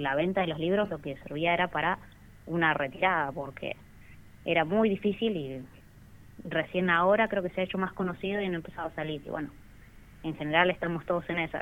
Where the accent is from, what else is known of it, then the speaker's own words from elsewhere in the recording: Rawson, Chubut, Argentina; yo soy de Rawson